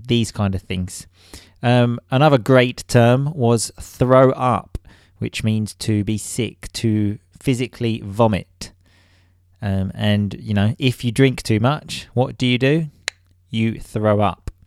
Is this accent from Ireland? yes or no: no; England, United Kingdom; moved away as an adult; now in Italy; being English